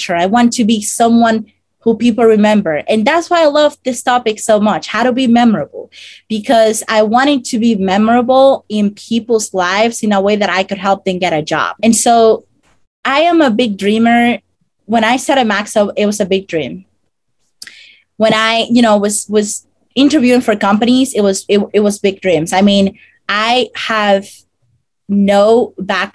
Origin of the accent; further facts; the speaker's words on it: Dominican Republic; English is a second language; moved away as an adult; now in United States; I come from the Dominican Republic, and I came to the US 5 years ago